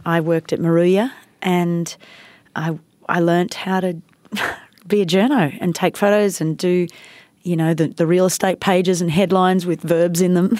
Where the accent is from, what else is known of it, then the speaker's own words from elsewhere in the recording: India; moved away; I grew up in India